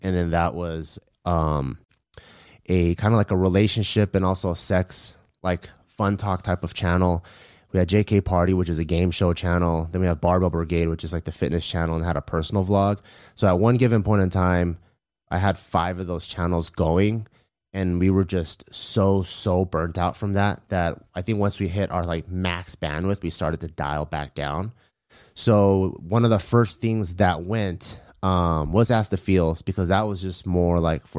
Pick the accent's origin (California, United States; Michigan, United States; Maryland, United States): California, United States; Los Angeles; I grew up in LA, okay, but in the San Gabriel Valley.